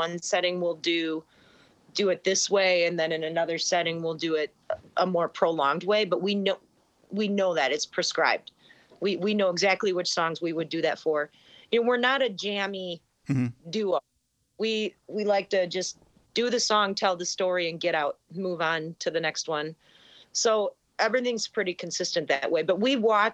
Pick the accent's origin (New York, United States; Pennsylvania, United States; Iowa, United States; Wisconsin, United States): Wisconsin, United States; moved away as an adult; also born or lived in Illinois; We're both from Wisconsin